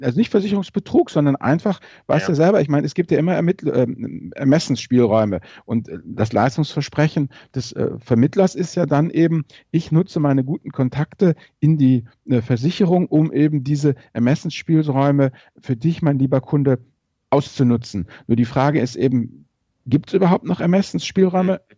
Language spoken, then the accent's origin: German; Rhineland, Germany; ich bin ja als Rheinländer